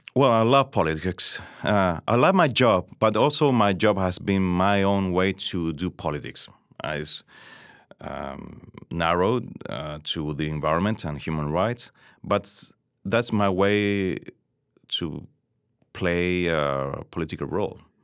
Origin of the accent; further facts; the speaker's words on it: Chile; I grew up, uh, in Chile in the late seventies, seventies and eighties